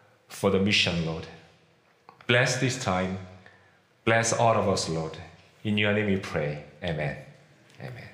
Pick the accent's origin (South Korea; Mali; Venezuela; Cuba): South Korea; first language Korean; English is a second language; moved away as an adult; also born or lived in Philippines / Kentucky, United States; now in Virginia, United States; I was born and raised in Korea. I'd never spoken English before I became like 24 years old.